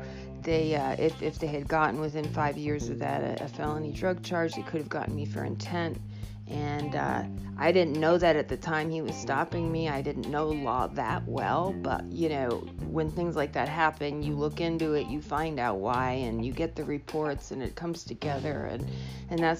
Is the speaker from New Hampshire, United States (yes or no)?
yes; New Hampshire, United States; also born or lived in Ohio; I grew up in New Hampshire, and I went to school out in Ohio and went back out there to get my master's, and then moved back here, Portsmouth area.